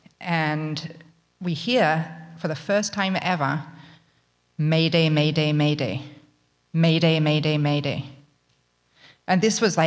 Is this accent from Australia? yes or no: yes; Australia; I'm from Australia. We don't have letter jackets